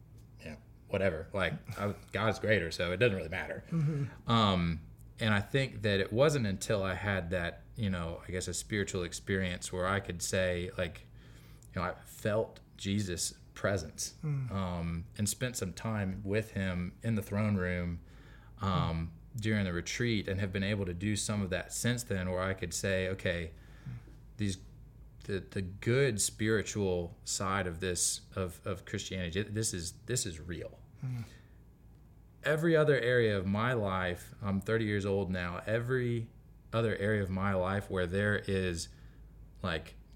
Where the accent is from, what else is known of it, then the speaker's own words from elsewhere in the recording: Kingsport, Tennessee, United States; moved away; I grew up in Kingsport, Tennessee, a little top right corner of East Tennessee.